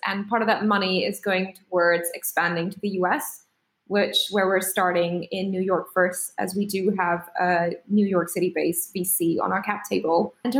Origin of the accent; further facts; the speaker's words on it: Singapore; English is a second language; moved away as an adult; now in United Kingdom; I'm an immigrant. I am from Singapore. I'm Indian, but I studied in the UK as an international student, worked really hard to get a job here and managed to stay here, got a visa and all that.